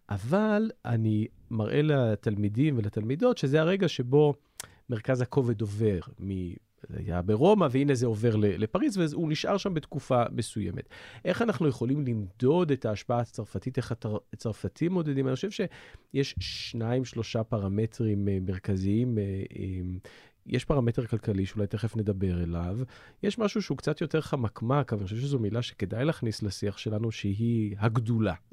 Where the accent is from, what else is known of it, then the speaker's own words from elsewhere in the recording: France; Hebrew is a second language; על המקום שלנו כצרפתים, מה אנחנו נותנים לעולם ומה העולם אה, אה, מקבל מאיתנו